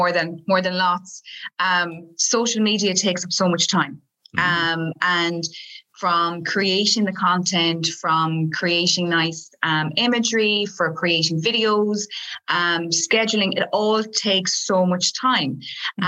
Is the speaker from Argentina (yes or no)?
no; Galway, Connacht, Ireland; I'm from Galway